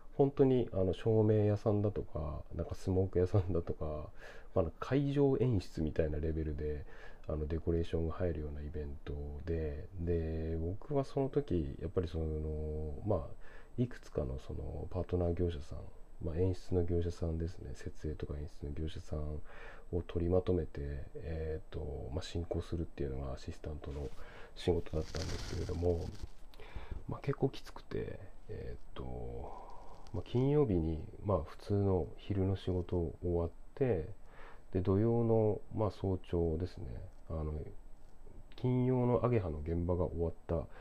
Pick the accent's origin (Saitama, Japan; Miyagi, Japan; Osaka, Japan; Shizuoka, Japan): Miyagi, Japan; Sendai; moved away as an adult; now in Tokyo, Japan; 僕仙台出身で地方出身者なんですけれども